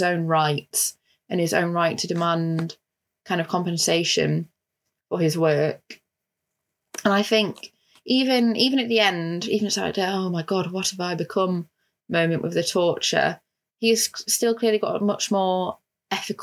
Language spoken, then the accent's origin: English; United Kingdom; also born or lived in Italy; I speak Italian and I used to live in Italy, but I'm also British